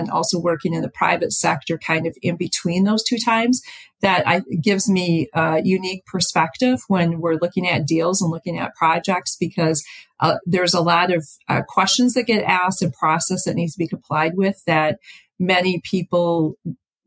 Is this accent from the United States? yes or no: yes; Upper Peninsula, Michigan, United States; also born or lived in California; I came back to Michigan, to my hometown in the Upper Peninsula